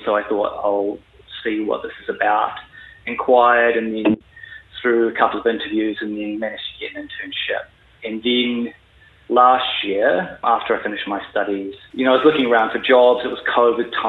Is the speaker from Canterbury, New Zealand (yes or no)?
yes; Christchurch, Canterbury, New Zealand; moved away as an adult; also born or lived in London; I'm from Christchurch, born and raised